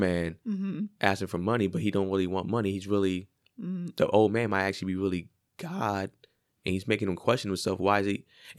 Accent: Los Angeles, California, United States; And I'm not from Compton either, even though I'm from LA. Mm-hmm. I'm from mostly like the Valley.

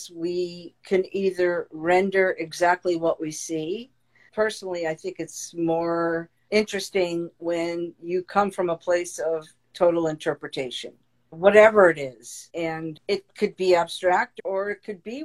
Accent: Meriden, Connecticut, United States; my little world growing up in Meriden, Connecticut, blue collar town

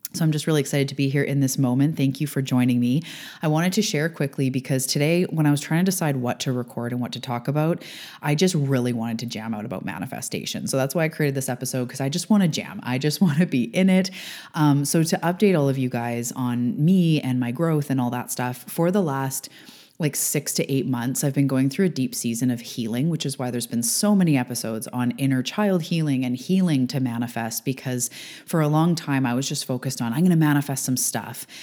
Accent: Canada; I am a Canadian girl living on the west coast of Canada.

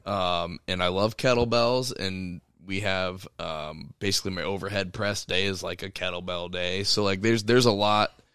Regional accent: United States; us as the American people

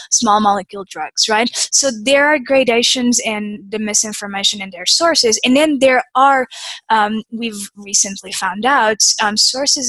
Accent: Portugal; now in United States; I'm from Portugal. I came to the U.S. in 2005.

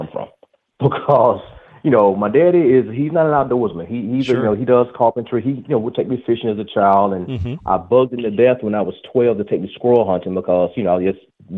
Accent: Talladega, Alabama, United States; I am from Alabama, Talladega, Alabama, born and raised.

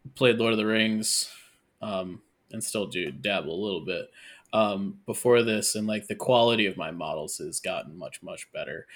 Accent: Syracuse, New York, United States; I'm from Syracuse

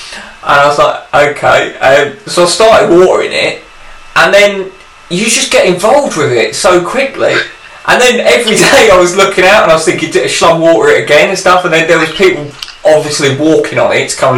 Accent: England, United Kingdom; I waved at the cat, which is my right as an Englishman.

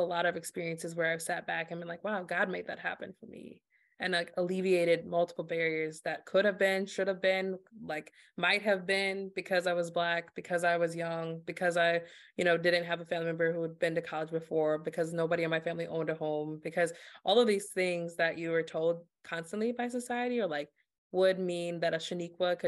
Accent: Worthington, Minnesota, United States; Growing up in Worthington, Minnesota, was born and raised there, a small town of about 13,000 people in southwestern Minnesota

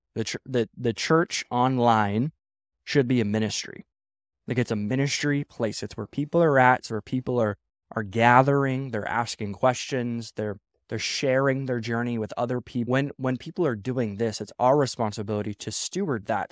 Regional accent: Midwest, United States; now in West Coast, United States; I grew up in the Midwest

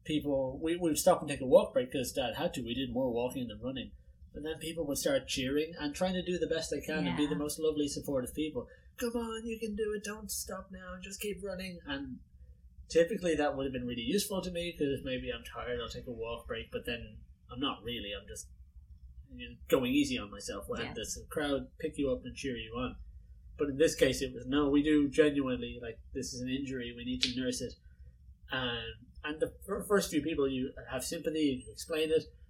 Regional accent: Dublin, Leinster, Ireland; Growing up in Dublin

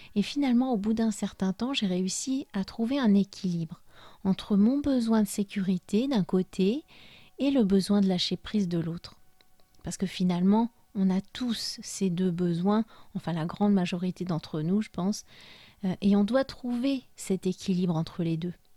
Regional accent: France; moved away as an adult; also born or lived in Spain; Même si je suis française et que j'ai grandi en France, j'ai passé presque 13 années de ma vie d'adulte là-bas

